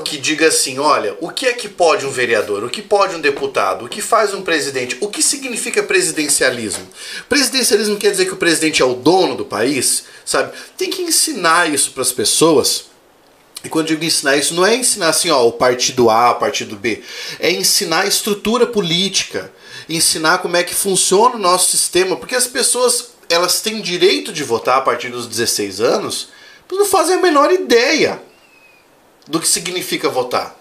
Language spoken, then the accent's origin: Portuguese; Cascavel, Paraná, Brazil; also born or lived in Goiânia; eu sou nascido em Cascavel, criado aqui